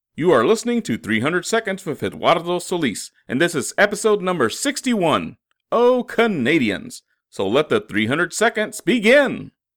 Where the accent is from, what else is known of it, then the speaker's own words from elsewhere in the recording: United States; none of us dumb Americans spoke French